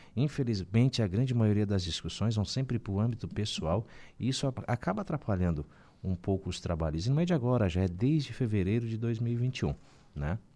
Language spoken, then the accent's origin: Portuguese; Balneário Gaivota, Santa Catarina, Brazil; also born or lived in Sombrio; eu nasci, me criei em Sombrio, né? Uh, depois Gaivota, porque acabamos nos emancipando